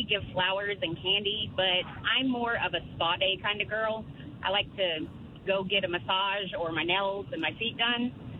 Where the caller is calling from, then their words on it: Prattville, Oklahoma, United States; Prattville. It's a little suburb of Sand Springs.